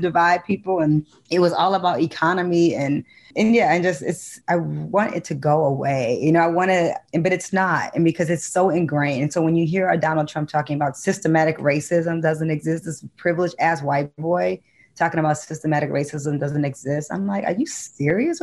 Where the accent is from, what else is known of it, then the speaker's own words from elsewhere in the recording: Detroit, Michigan, United States; I grew up in Detroit, which is a very black city